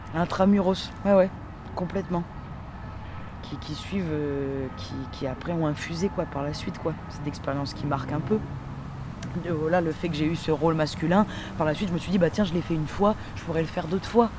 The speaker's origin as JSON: {"language": "French", "town": "Dunkirk", "region": "Hauts-de-France", "country": "France", "said": "je viens de Dunkerque"}